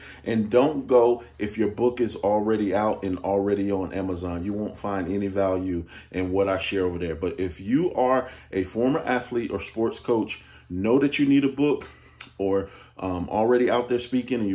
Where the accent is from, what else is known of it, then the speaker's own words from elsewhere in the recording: Chicago, Illinois, United States; I'm from Chicago